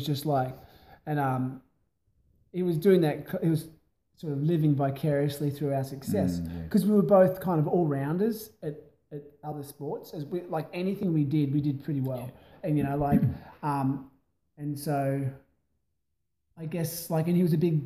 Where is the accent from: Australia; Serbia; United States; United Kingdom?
Australia; near Jervis Bay, East Coast, New South Wales; also born or lived in Broken Hill; now in Adelaide, Australia; I grew up on the East Coast